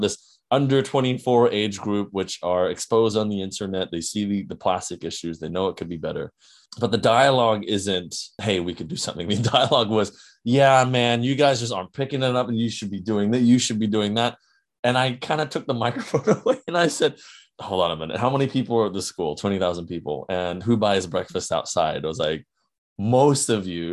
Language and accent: English; New Zealand; I come from New Zealand